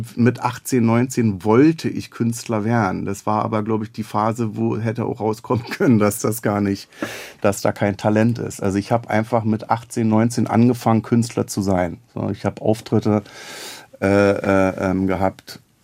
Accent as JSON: {"language": "German", "region": "Berlin", "country": "Germany", "tie": "born or raised there", "also_born_or_lived": "Neukölln, Berlin / Reichartshausen / Robern", "accent": "Berlin dialect", "said": "ich bin in Neukölln geboren und bin im Wedding aufgewachsen"}